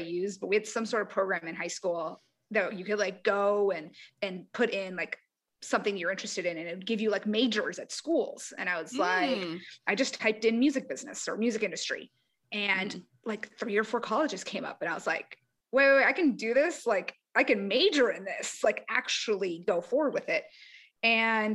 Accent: San Diego, California, United States; moved away as an adult; also born or lived in Nashville; I'm from San Diego

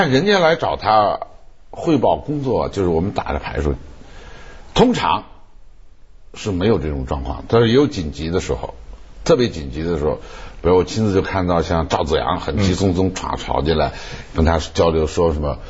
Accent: Sichuan, China; 说的说那个太太是是我们四川人

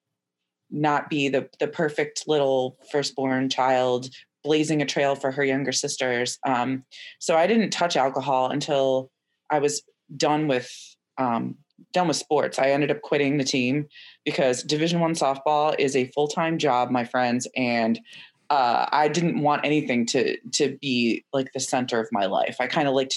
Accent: Chicago, Illinois, United States; moved away as an adult; also born or lived in Evanston, Illinois; now in Philadelphia, United States; I was born and raised in the Chicago area, the northern suburbs

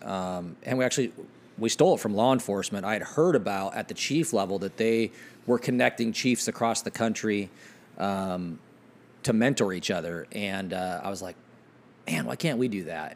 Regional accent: Ephrata, Washington, United States; grew up in, uh, uh, the big city of Ephrata, Washington, which is like seven thousand people.

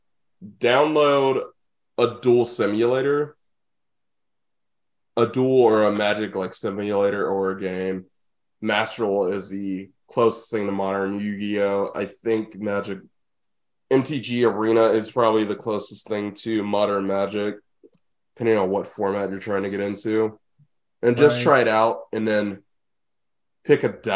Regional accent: Indianapolis, Indiana, United States; I'm from Indy

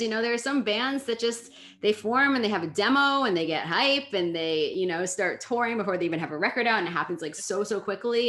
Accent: New York City, New York, United States; I grew up here in Brooklyn

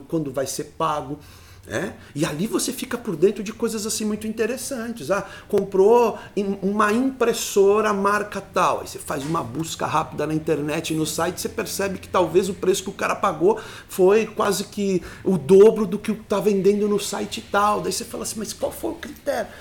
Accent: Sarapuí, São Paulo, Brazil; Eu sou da cidade de Sarapuí

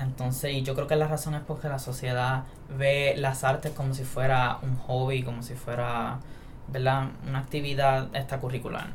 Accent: San Sebastián, Puerto Rico; now in Mayagüez, Puerto Rico; Soy de San Sebastián. Eh, me hospedo aquí en Mayagüez. Y nací aquí también en Mayagüez

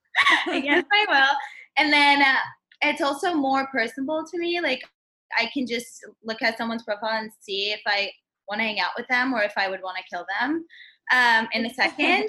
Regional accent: Turkey; also born or lived in Northwestern University (Illinois); now in New York, United States; I'm from Turkey, but I live in New York

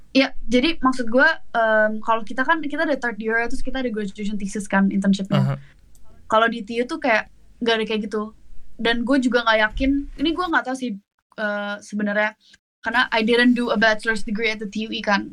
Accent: Indonesia; now in Netherlands; gue orang Indo

